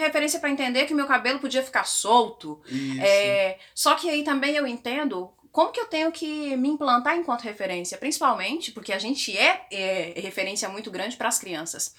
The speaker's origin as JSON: {"language": "Portuguese", "town": "Posse", "region": "Goiás", "country": "Brazil", "tie": "born or raised there", "said": "eu era adolescente na igreja evangélica na cidade de interior, que foi onde eu nasci, em Posse, oh, Goiás"}